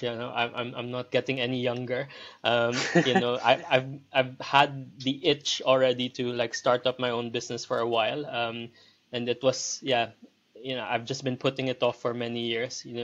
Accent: Philippines; moved away as an adult; also born or lived in Liverpool, United Kingdom / Leeds, United Kingdom; now in London, United Kingdom; I'm originally from the Philippines. I moved over here to the UK back in 2006.

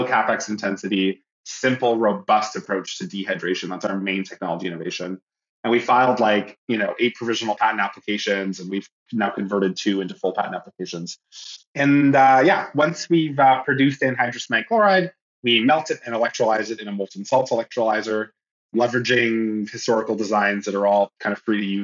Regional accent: near Toronto, Ontario, Canada; moved away as an adult; also born or lived in Montreal, Canada / Illinois, United States; now in California, United States; I'm from Canada, originally from near Toronto

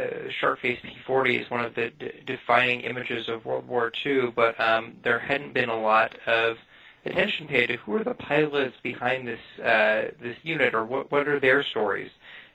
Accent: Tucson, Arizona, United States; I'm originally from Tucson, Arizona, and grew up out there.

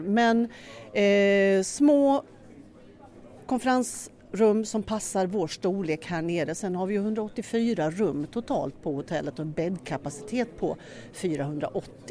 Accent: Norrköping, Östergötland, Sweden; moved away as an adult; now in Skåne, Sweden; Jag är från Norrköping egentligen men flyttade ner till Skåne för över 30 år sedan och det är där jag bor

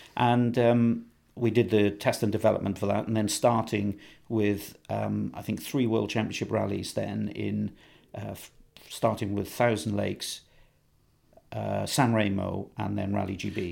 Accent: Ebbw Vale, Wales, United Kingdom; I was born in Ebervale, so I'm a Welsh lad through and through. Um, spent all of my time basically in Wales

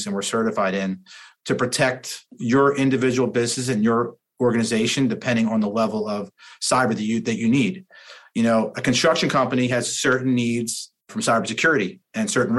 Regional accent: New Jersey, United States; I'm a guy from New Jersey

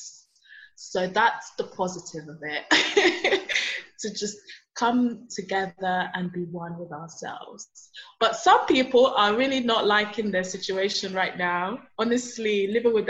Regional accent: Nigeria; now in London, United Kingdom; I'm from Nigeria. I live in London

